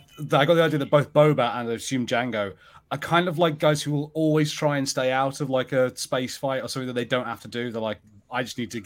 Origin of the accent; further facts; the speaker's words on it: United Kingdom; obviously I'm British